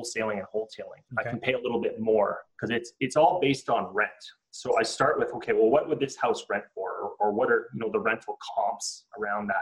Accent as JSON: {"language": "English", "country": "Canada", "said": "as a Canadian"}